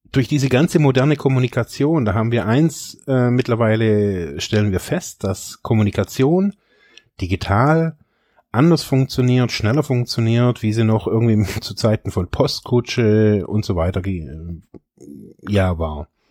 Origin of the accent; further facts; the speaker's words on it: Germany; Ich bin in diesem reichen Land geboren